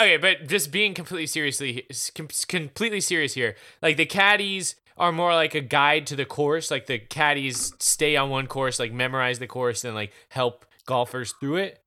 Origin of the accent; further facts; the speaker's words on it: Easley, South Carolina, United States; also born or lived in Powdersville, South Carolina; It's in Powdersville, South Carolina, uh, which is basically my hometown. I'm from Easley, but Powdersville and Easley are basically the same place